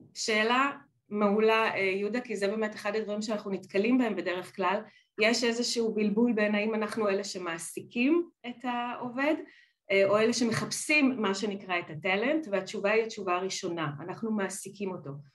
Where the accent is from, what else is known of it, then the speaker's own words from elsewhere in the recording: Israel; moved away as an adult; now in Netherlands; אני באמת אה, ילידת ישראל, נולדתי, אה, גדלתי בית ספר, צבא ולימודים בישראל